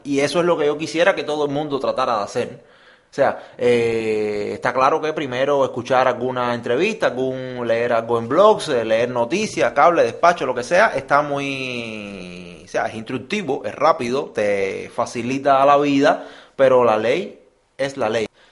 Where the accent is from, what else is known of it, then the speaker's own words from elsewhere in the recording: Cuba; nosotros que somos cubanos